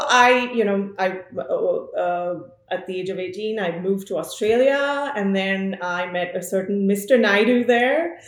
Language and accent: English; Amritsar, Punjab, India; moved away as an adult; now in Sonoma, United States; I am born, brought up in, I'm from Amritsar, which is a city in Punjab in India.